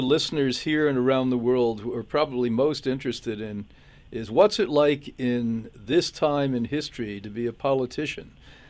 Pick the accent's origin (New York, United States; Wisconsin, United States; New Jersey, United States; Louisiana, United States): New York, United States; New York area, United States; also born or lived in Europe / West Coast / New England; now in Florida, United States; I grew up in the New York area.